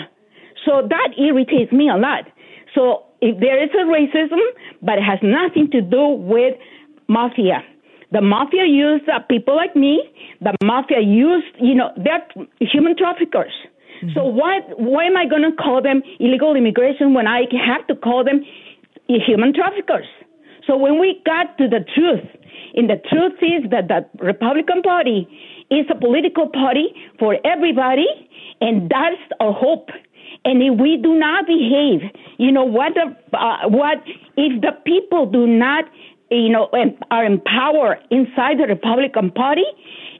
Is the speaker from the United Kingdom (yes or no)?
no; Mexico; moved away; I am from Mexico